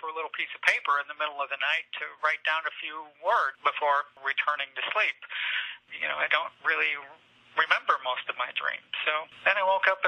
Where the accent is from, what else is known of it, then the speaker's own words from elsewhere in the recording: Platteville, Wisconsin, United States; moved away as an adult; also born or lived in Taiwan / Paris, France / Lake Placid, New York; returning to my home state, returning to Wisconsin, where I grew up